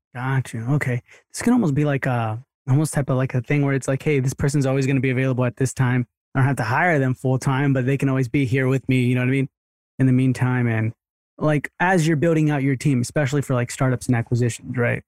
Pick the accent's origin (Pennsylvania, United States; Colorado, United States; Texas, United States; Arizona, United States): Texas, United States; Sugar Land; also born or lived in Rosenberg, Texas; I was born in Rosenberg, so, but, like, Sugarland's where we grew up